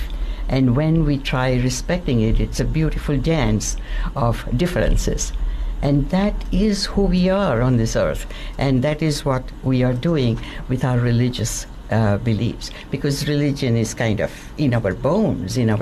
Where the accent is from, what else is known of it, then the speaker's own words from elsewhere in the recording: India; moved away; also born or lived in London; I was born in India, a Hindu